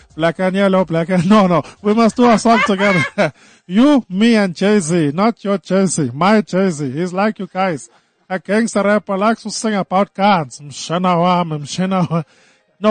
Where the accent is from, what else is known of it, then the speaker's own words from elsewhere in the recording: Durban, KwaZulu-Natal, South Africa; I'm from Durban. I'm born and raised in Durban.